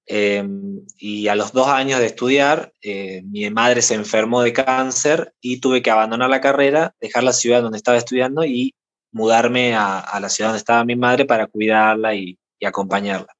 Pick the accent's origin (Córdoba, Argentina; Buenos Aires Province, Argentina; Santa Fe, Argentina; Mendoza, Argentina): Córdoba, Argentina; soy de Argentina, de la provincia de Córdoba